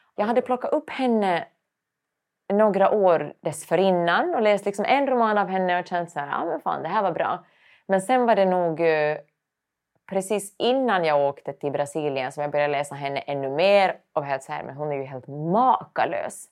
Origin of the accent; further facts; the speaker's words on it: Finland; accent: Finland Swedish; moved away as an adult; now in Sweden; jag är finlandssvensk